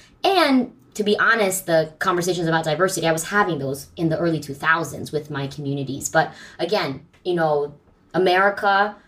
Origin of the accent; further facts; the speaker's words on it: suburban Virginia, United States; also born or lived in San Francisco, California; I was born in San Francisco, and I grew up in suburban Virginia.